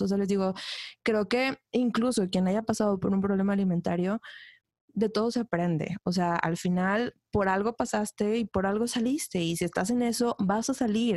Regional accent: Ciudad Victoria, Tamaulipas, Mexico; moved away as an adult; soy de Ciudad Victoria

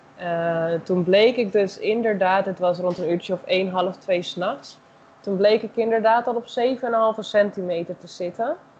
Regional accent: Netherlands; moved away as an adult; now in Brazil; zelf ben ik Nederlander

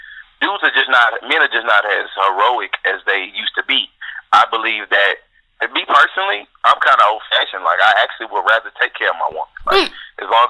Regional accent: Houston, Texas, United States; accent: country; I'm born out of Houston, Texas. I'm a Southern guy. You know, I have a little country in my accent

